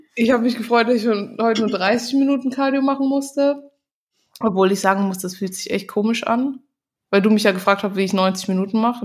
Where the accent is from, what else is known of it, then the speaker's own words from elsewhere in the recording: Germany; Bei uns in Deutschland